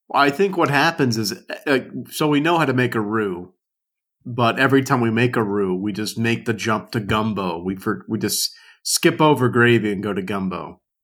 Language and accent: English; South Louisiana, United States; I grew up in South Louisiana